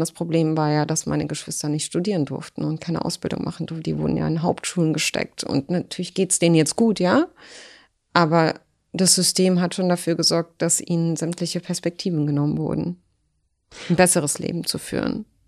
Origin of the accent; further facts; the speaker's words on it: Berlin, Germany; German is a second language; in der Lehrterstraße, wo ich groß geworden bin